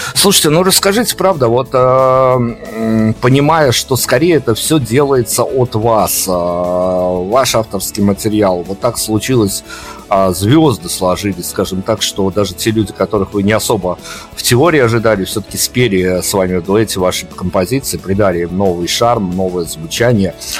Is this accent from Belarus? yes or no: yes; Belarus; мы-то, как белорусы